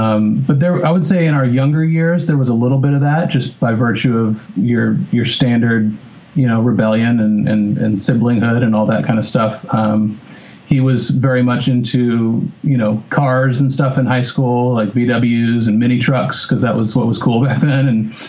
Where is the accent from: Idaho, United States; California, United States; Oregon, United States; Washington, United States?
Oregon, United States; Bend; also born or lived in Whittier; I was born in Whittier. And then for the first, pretty much moved out of Whittier like the first year I was alive. And then the first 10 years of my life were in Bend, Oregon